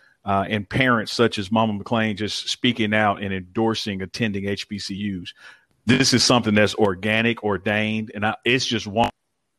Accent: Jackson, Mississippi, United States; I'm born and raised in Jackson and I'm a Jackson State graduate.

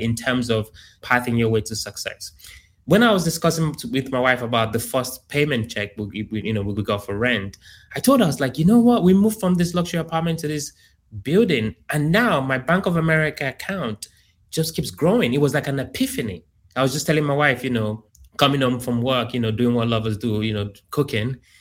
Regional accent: Nigeria; also born or lived in United Kingdom / Columbia, Maryland; now in Houston, United States; I grew up in Africa, in Nigeria.

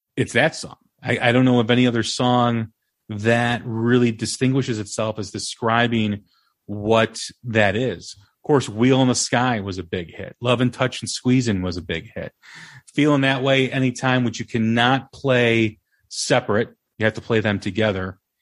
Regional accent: Des Plaines, Illinois, United States; my hometown, Des Illinois

